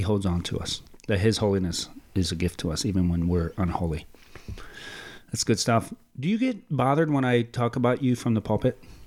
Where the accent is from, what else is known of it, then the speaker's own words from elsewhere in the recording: Mexico; I am from Mexico